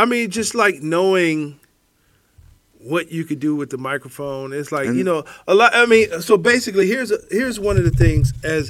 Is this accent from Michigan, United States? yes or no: no; Cleveland, Ohio, United States; And I grew up in Cleveland.